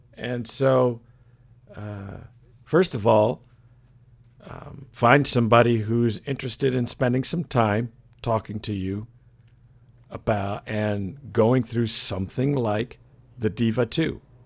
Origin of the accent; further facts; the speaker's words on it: Flint, Michigan, United States; moved away; also born or lived in Stanford, California; I was born in Michigan. I actually flint Michigan back in the day when it wasn't so bad